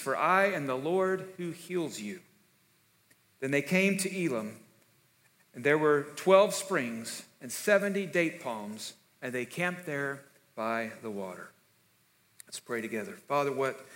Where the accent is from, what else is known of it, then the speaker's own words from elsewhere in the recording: South Texas, United States; I'm from South Texas, because K99 out of Corpus, when I was growing up, every morning, my brother and I made it a point to listen to Earl Pitts before we went to school